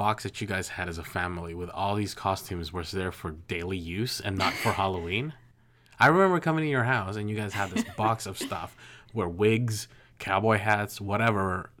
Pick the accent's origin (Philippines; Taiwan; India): Philippines; now in United States; I grew up poor in the Philippines, and so when we came to the United States, that was new to me.